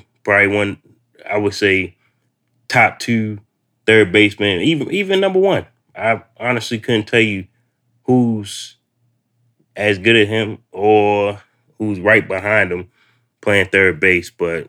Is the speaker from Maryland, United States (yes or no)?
yes; Baltimore, Maryland, United States; moved away; I'm originally from Baltimore.